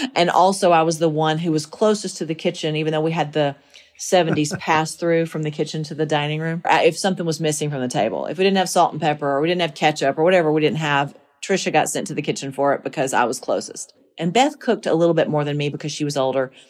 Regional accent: Monticello, Georgia, United States; born or raised there; moved away as an adult; now in Tennessee, United States

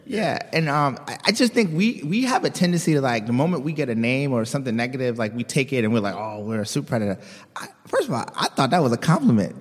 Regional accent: Baltimore, Maryland, United States; moved away as an adult; also born or lived in West Virginia / Washington, D.C.; I'm originally from, uh, Baltimore.

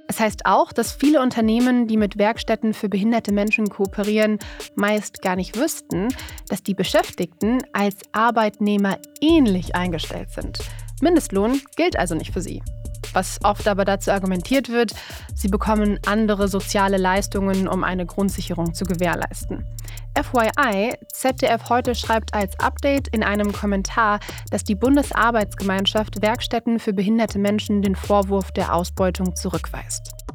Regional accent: Duisburg, North Rhine-Westphalia, Germany; in meiner Heimatstadt Duisburg

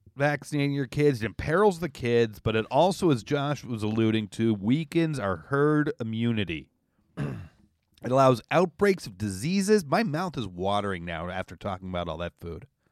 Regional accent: Canada; now in New York, United States; as a Canadian

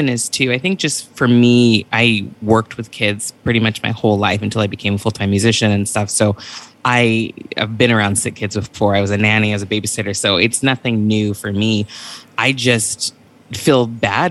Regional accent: Santa Barbara, California, United States; also born or lived in Beverly Hills, California; I grew up in Santa Barbara, California

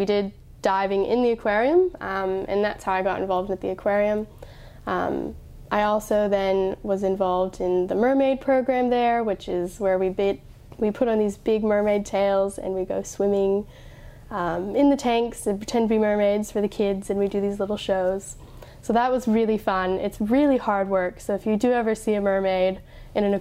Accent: Colorado, United States; moved away as an adult; now in Sydney, Australia; I grew up in Colorado

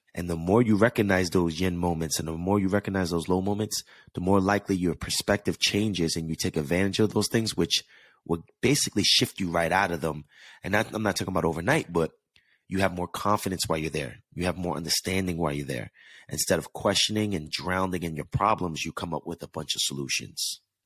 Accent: East Coast, United States; moved away as an adult; now in Los Angeles, United States; I grew up on the East Coast where I'm used to going through the seasons

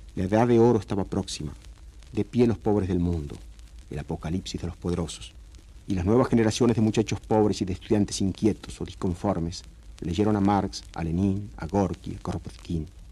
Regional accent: Rojas, Buenos Aires Province, Argentina; also born or lived in La Plata; Nací en 1911 en Rojas, pueblito de la provincia de Buenos Aires

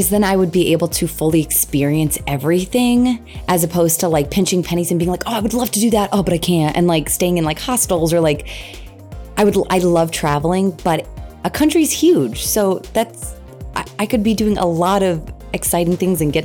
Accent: New Jersey, United States; moved away as an adult; also born or lived in New York; now in California, United States; I'm from Jersey, a nice little small town in Jersey

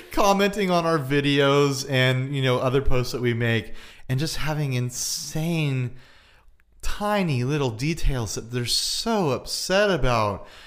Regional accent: United States; I'm an American.

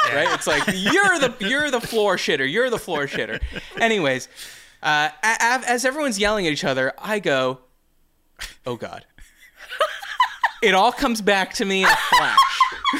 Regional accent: United States; I'm an American.

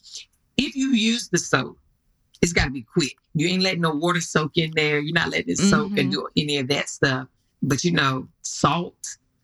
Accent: North Carolina, United States; I'm from North Carolina

